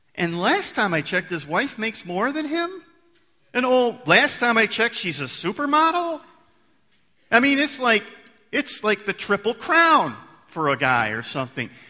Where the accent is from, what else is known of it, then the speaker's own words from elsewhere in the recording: United States; I'm an American